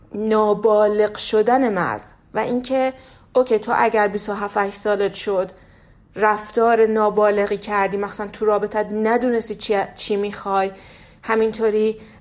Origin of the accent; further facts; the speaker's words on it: Iran; توی فرهنگ ایرانی بزرگ شدم